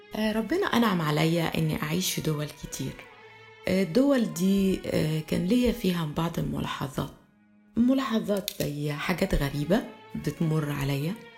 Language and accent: Arabic; Egypt; moved away as an adult; also born or lived in France; كمصرية كنت لسه ببتدي حياتي في فرنسا سنة 84 وأنا عشت في فرنسا لغاية سنة 88